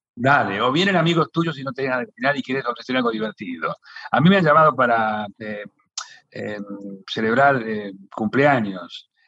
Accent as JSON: {"language": "Spanish", "town": "Pellegrini", "region": "Buenos Aires Province", "country": "Argentina", "tie": "born or raised there", "said": "mi pueblo, Pellegrini."}